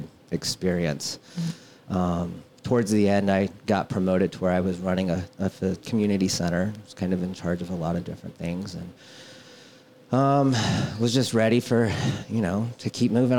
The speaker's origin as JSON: {"language": "English", "town": "Hays", "region": "Kansas", "country": "United States", "tie": "born or raised there", "also_born_or_lived": "Topeka, Kansas", "moved": "as an adult", "lives_now": "McCook, United States", "said": "I was born in Hayes, Kansas"}